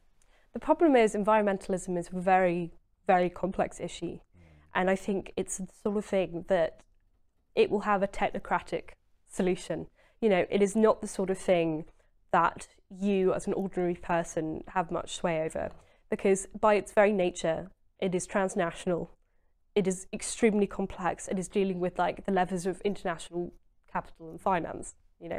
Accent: Maldon, East of England, United Kingdom; also born or lived in Southend; I'm an Essex girl, {S0} Yeah. {S1} But I lived in Maldon, which is a small town in North Essex.

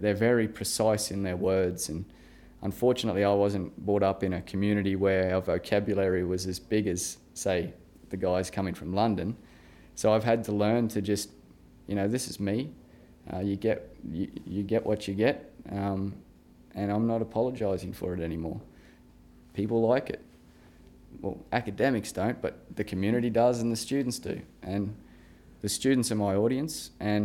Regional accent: Gladstone, Queensland, Australia; accent: regional; growing up in Gladstone

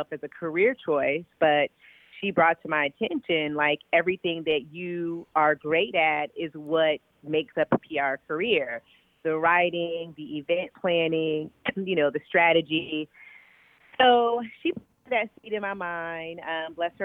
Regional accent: Midwest, United States; also born or lived in Chicago; I am a Midwestern girl, born and raised in the Midwest between Indiana and Illinois

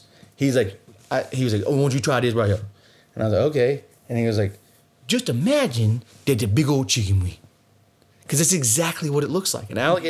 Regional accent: Louisiana, United States; See, I'm Cajun. I've been around. I know what to eat and what not to eat.

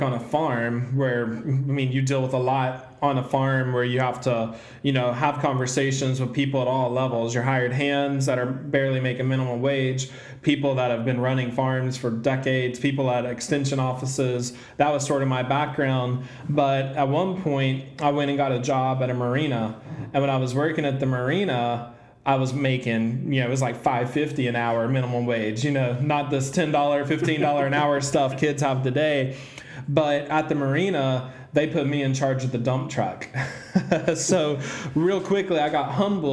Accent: the South, United States; I was raised in the South

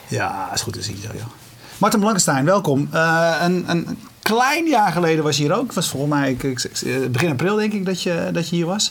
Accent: Netherlands; we zijn Hollanders

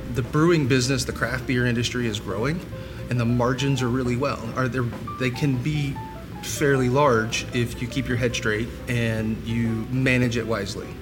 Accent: Columbia, South Carolina, United States; I'm from Columbia, and we are a military town

